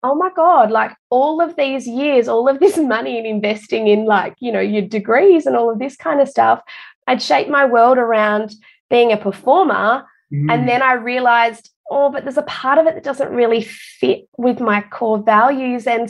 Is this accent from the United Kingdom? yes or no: no; Perth, Western Australia, Australia; moved away as an adult; now in Queensland, Australia; I'm actually originally from Perth